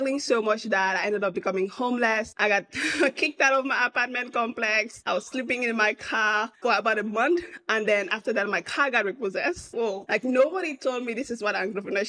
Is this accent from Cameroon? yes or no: yes; Cameroon; moved away as an adult; also born or lived in Austin, United States; now in United States; I'm originally from Cameroon, out of Central Africa, born and raised